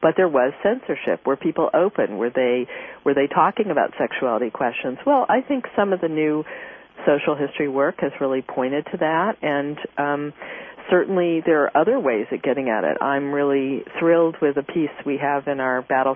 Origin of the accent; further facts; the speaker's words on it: Kansas City, United States; moved away; my hometown, Kansas City